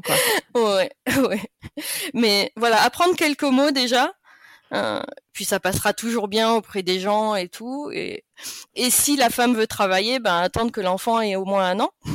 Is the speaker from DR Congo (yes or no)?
no; France; moved away as an adult; now in Germany; chez nous, en France